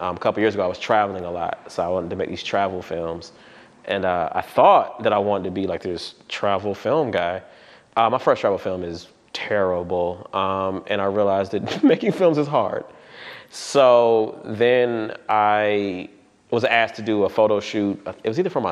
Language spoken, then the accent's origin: English; Atlanta, Georgia, United States; I'm from West Atlanta. I was born here, been here for a long time